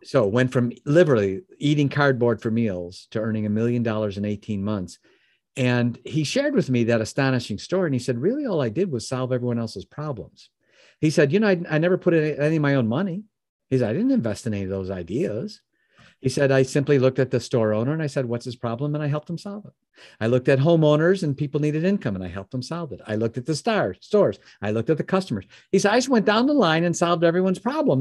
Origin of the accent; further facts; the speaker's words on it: Chicago, Illinois, United States; now in Michigan, United States; I live in Michigan now, but I'm born and raised in the Chicagoland area